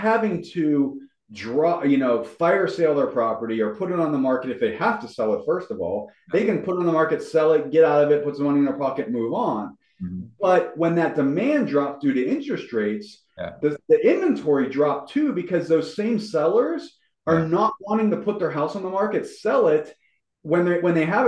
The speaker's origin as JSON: {"language": "English", "town": "Pittsburgh", "region": "Pennsylvania", "country": "United States", "tie": "born or raised there", "said": "my hometown, Pittsburgh"}